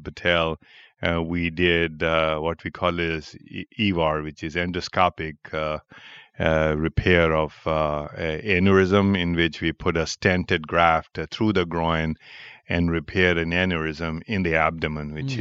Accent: Pakistan; moved away as an adult; also born or lived in New York, United States / Cleveland, United States; now in Chicago, United States; I was born in Pakistan and I had my uh, medical education in Pakistan

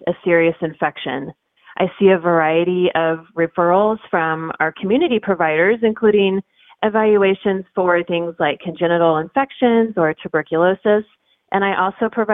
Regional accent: Kansas City, United States; I grew up in Kansas City

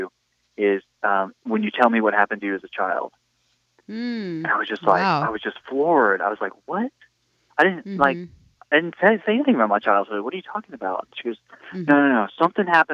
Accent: San Antonio, Texas, United States; I was born and raised in San Antonio, Texas

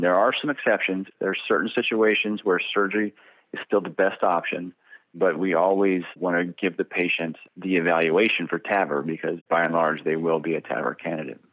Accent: Bakersfield, California, United States; also born or lived in New Orleans / San Diego / Irvine; I was raised here in Bakersfield, California

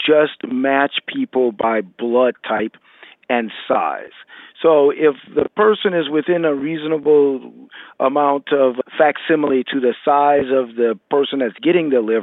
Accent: Louisiana, United States; I'm originally from Louisiana. I grew up in Louisiana

